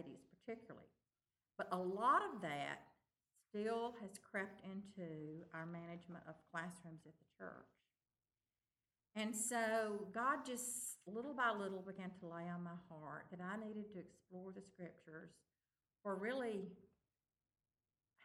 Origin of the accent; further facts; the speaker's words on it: Tupelo, Mississippi, United States; I'm from Tupelo, Mississippi.